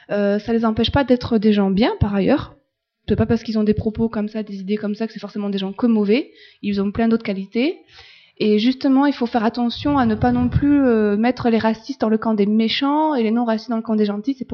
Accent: France; Euh, non, parce qu'en fait, je suis française, je suis blanche de peau, j'ai les yeux bleus, j'ai les cheveux clairs

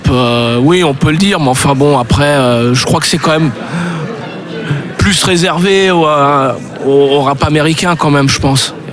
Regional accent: Paris, Île-de-France, France; moved away as an adult; Je viens de Paris.

